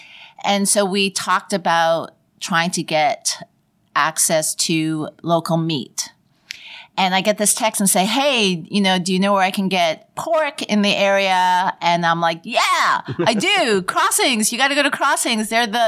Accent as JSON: {"language": "English", "town": "Toronto", "region": "Ontario", "country": "Canada", "also_born_or_lived": "Vancouver", "moved": "yes", "said": "I'm from Toronto, and then I moved to Vancouver."}